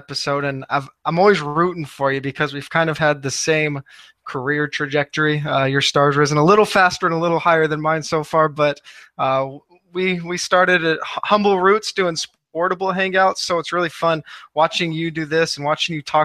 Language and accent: English; Northern California, United States; I grew up in Northern California